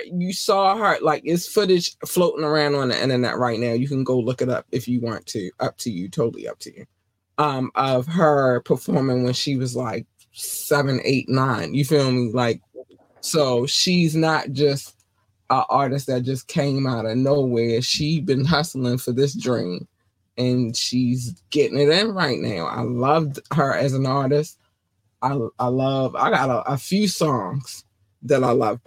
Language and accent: English; North Carolina, United States; moved away; also born or lived in Baltimore, Maryland; I was born in North Carolina, and in North Carolina, we had one black station and all the rest of them was everything else. And then we moved to Baltimore, and then I had all the black stations